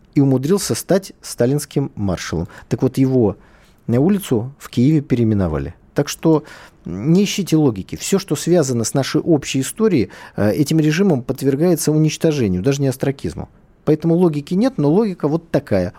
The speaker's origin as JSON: {"language": "Russian", "region": "Saint Petersburg", "country": "Russia", "said": "я питерец, да, я из Питера"}